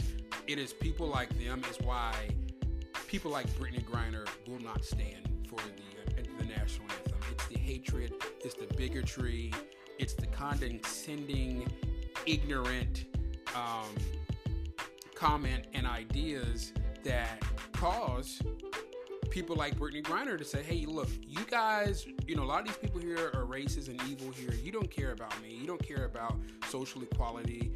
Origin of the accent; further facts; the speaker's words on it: United States; I am an American.